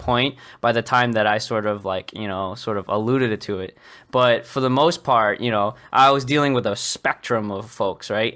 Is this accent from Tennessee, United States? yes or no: no; Boston, Massachusetts, United States; most of my life I was born and raised in Boston. I still live in near the area. I'm just south of it.